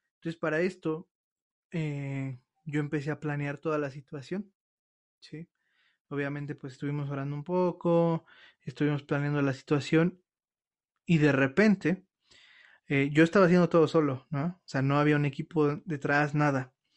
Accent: Mexico; nosotros como mexicanos

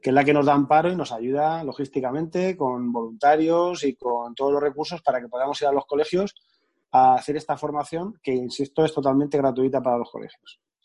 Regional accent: Albatana, Castilla-La Mancha, Spain; now in Alicante, Spain; yo soy un pueblecito de Albacete, pequeño, que se llama Albatana

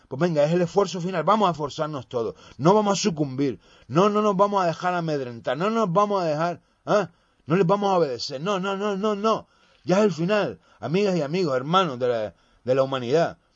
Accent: Spain; españoles y españolas, que somos

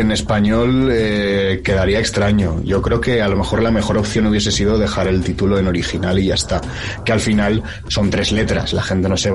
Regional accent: Zaragoza, Aragon, Spain; yo soy de Zaragoza, también ciudad interior que no tiene playa

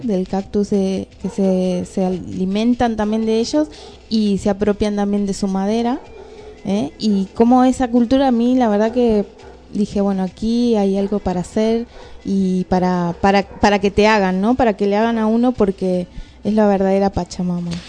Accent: Jujuy, Argentina; moved away; yo nací ahí en Jujuy, pero de grande tuve el placer de volver

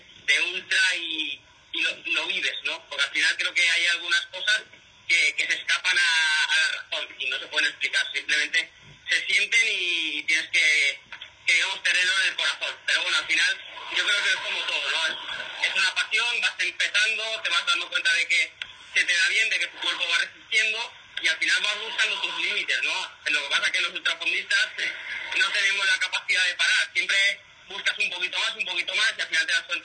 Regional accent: Spain

